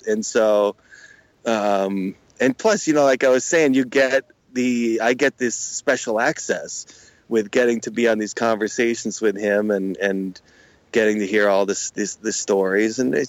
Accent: Connecticut, United States; I'm from Connecticut, right. So I'm a New York, and plus I'm that part of Connecticut that falls right in between Boston and New York.

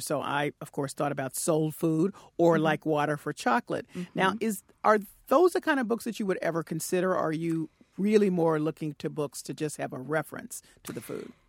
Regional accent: the South, United States; I was a, little brown girl growing up in the South

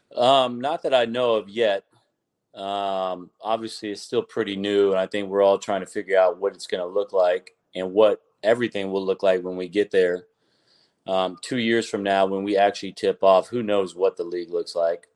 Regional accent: Lakeland, Florida, United States; I'm from Lakeland

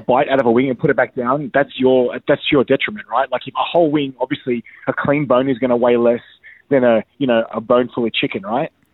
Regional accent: Australia; I'm that Aussie guy

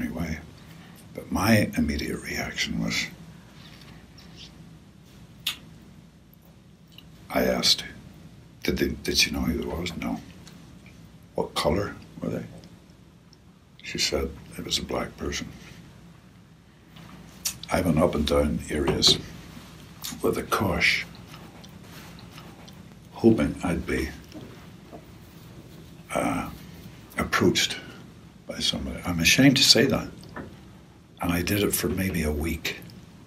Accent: Northern Ireland, United Kingdom; I grew up in Northern Ireland in the Troubles

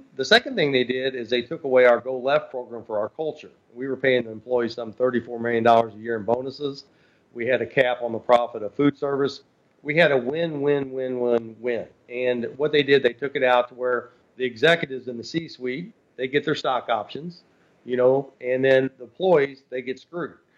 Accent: Louisville, Kentucky, United States; my hometown, Louisville, Kentucky

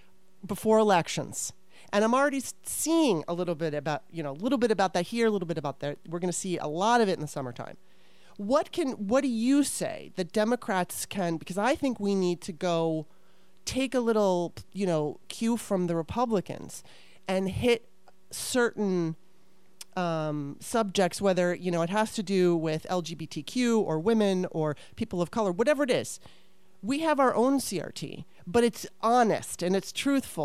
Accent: Southern California, United States; also born or lived in East Coast; I grew up in Southern California. I spent some of my time on the East Coast

